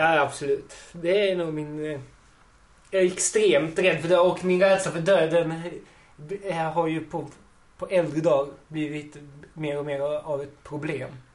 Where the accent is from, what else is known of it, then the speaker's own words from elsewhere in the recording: Ystad, Skåne, Sweden; moved away as an adult; now in Malmö, Sweden; jag är ursprungligen från Ystad. Där jag har bott och gått i skolan länge.